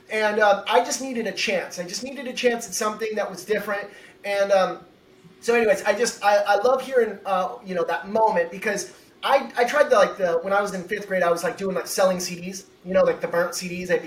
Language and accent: English; Pacific Northwest, United States; I'm from the Northwest, and we would go, uh, you know, five minutes away. We'd go over to Portland, and and I've lived on the corner of uh, Washington State